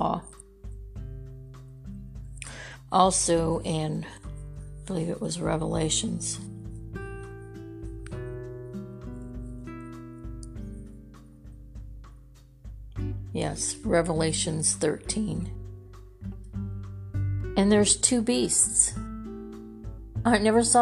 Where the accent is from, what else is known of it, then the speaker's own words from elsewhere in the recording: California, United States; I'm from California. I grew up there.